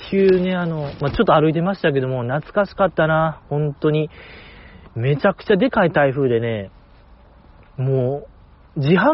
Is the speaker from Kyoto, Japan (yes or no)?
no; Kobe, Hyogo, Japan; born there; moved away as an adult; その神戸を離れなあかんから、や最後にやりたいことはないですかみたいな聞かれて、私はその、やっぱ神戸で生まれたからには、神戸の中華街をチャイナ服着て食べ歩きしたいっていうね